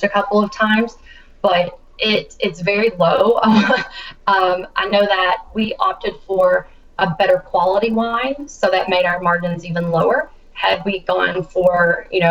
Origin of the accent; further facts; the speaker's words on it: Kentucky, United States; my home state, Kentucky